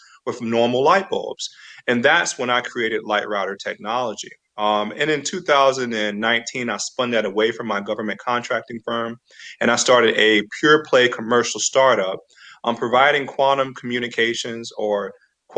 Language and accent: English; Florida, United States; moved away; also born or lived in Fort Meade, Maryland; So I was born in Florida